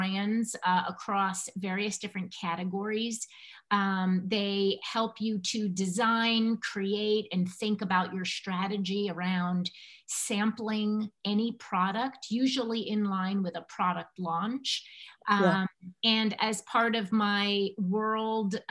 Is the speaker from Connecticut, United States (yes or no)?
yes; Connecticut, United States; moved away as an adult; also born or lived in Manhattan, New York; I was born and raised in Connecticut